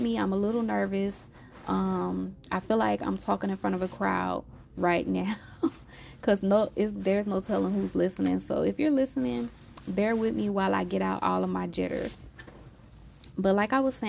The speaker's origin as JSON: {"language": "English", "region": "Louisiana", "country": "United States", "said": "I'm from Louisiana"}